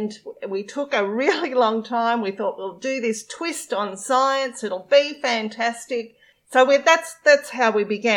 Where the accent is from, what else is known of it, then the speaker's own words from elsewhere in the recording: regional Victoria, Australia; a crazy lady from regional Victoria